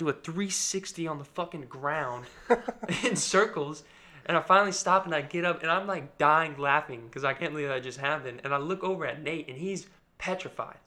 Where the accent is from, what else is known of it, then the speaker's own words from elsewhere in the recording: United States; I'm American